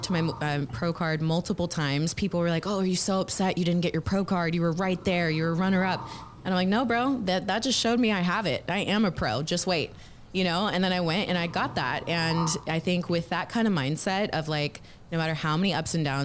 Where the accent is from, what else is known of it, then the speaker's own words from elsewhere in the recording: Houston, Texas, United States; moved away as an adult; also born or lived in Los Angeles; I'm actually born and raised Houston, Texas. I grew up here